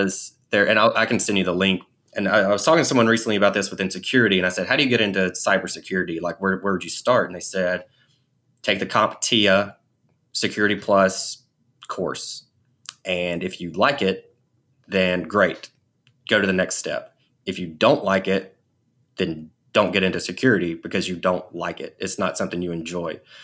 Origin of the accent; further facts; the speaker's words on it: Alabama, United States; I'm from Alabama.